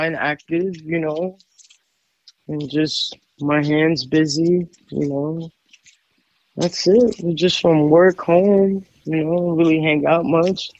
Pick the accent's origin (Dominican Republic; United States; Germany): United States; New York; moved away; when I went down to New York, my hometown